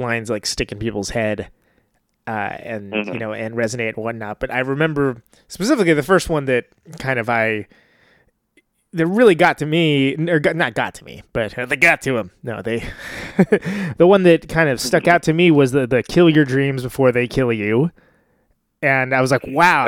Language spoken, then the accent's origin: English; Bible Belt of California, United States; I'm from the Bible Belt of California